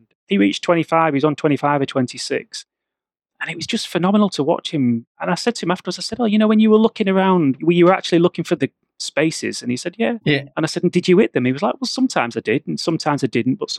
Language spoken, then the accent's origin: English; the Midlands, England, United Kingdom; moved away; I grew up in the Midlands